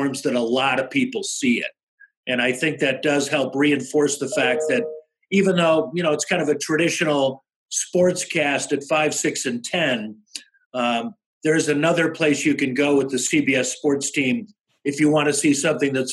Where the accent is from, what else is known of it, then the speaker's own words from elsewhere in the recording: Chicago, Illinois, United States; moved away as an adult; also born or lived in Colorado; when I was a kid growing up in Chicago